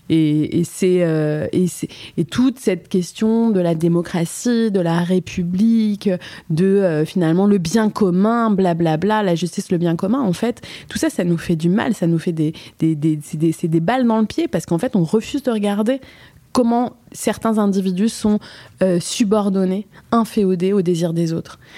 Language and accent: French; Switzerland; Je suis suisse en fait, et je ressemble à une marocaine. En fait, je suis aussi marocaine